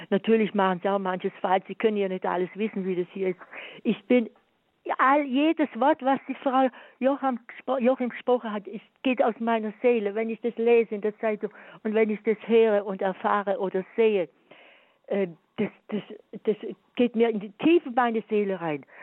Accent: Swabia, Germany; ich bin sogar Schwäbin

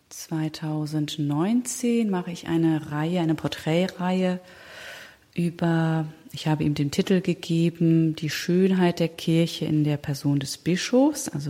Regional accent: Germany; born there; also born or lived in Spain; Und ich bin aber in Deutschland geboren.

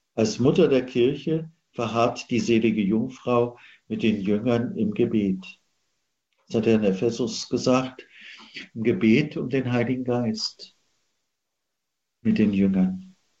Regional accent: Central Germany, Germany; Ich bin ja geboren in Mitteldeutschland

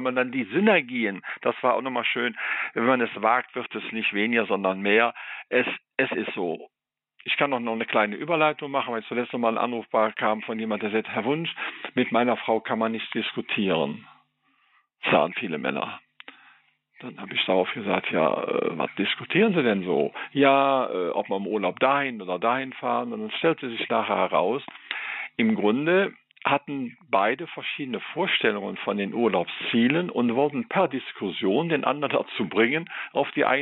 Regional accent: Rhineland, Germany; das hat nochmal eine Dimension eingebracht, die ich eben auch meinte, vor allen Dingen noch als Rheinländer.

